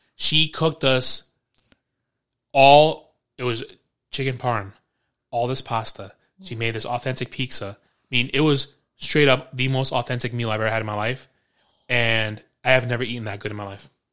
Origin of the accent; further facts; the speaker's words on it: New York City, New York, United States; I grew up in New York City